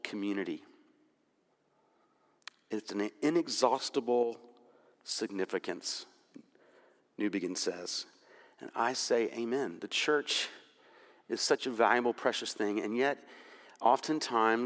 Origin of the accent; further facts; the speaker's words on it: Jacksonville, Florida, United States; When I was growing up in Jacksonville, Florida